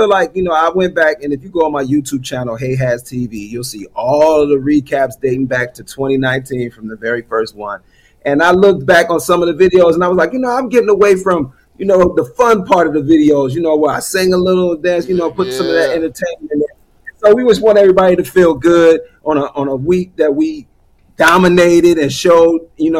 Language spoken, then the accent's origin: English; Cleveland, Ohio, United States; moved away as an adult; also born or lived in Havre de Grace, Maryland / Baltimore, Maryland; I was born in Havity Grace, Maryland, which is north of Baltimore. I grew up in Cleveland, did all my schooling, kindergarten all the way through high school. I moved back to the Baltimore area.